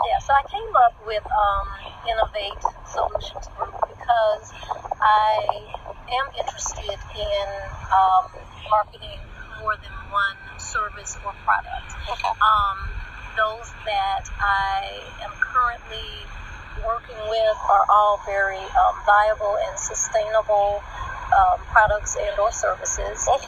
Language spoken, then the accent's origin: English; New Orleans, Louisiana, United States; moved away as an adult; also born or lived in Baton Rouge, Louisiana; now in North Carolina, United States; I am originally from Baton Rouge, Louisiana, where I was born. Okay. Um, moved to New Orleans with my mom and my sister when I was about three years old, and um, so I lived there until I graduated from high school.